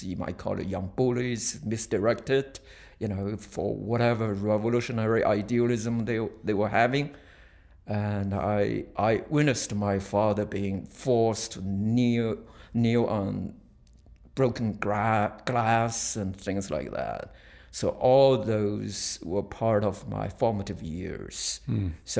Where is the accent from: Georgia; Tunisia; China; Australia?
China; I was born 1957 in China.